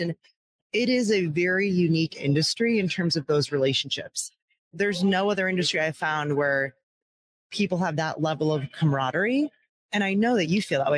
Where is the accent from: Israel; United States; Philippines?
United States; Downingtown, Pennsylvania; my hometown of downingtown pennsylvania was a huge paper mill area